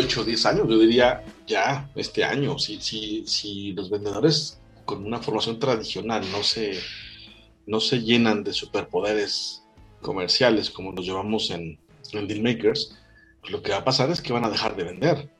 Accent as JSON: {"language": "Spanish", "country": "Mexico", "said": "Soy mexicano"}